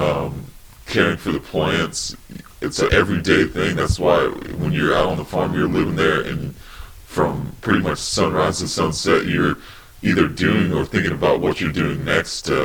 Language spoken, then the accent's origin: English; West Coast, United States; moved away; I'm originally from the West Coast